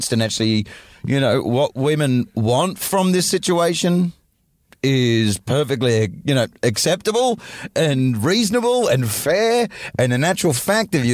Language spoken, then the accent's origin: English; Australia; I grew up in Australia in the 80s in a coastal city